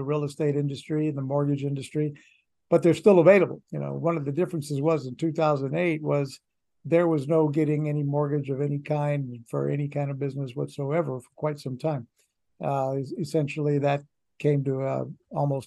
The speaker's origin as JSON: {"language": "English", "town": "Orlando", "region": "Florida", "country": "United States", "tie": "born or raised there", "also_born_or_lived": "Miami", "moved": "as an adult", "said": "I wasn't willing to start at the bottom in my hometown"}